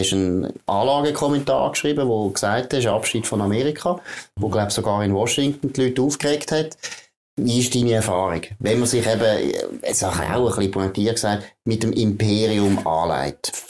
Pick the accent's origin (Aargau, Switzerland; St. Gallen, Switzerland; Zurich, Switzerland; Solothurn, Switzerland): Aargau, Switzerland; Baden; Also ich meine, ich bin in Baden aufgewachsen